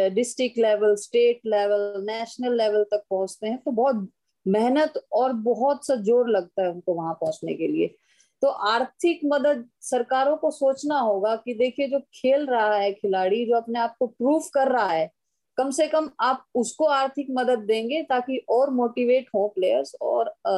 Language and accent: Hindi; Haryana, India; मैं हरियाणा से बिलोंग करती हूँ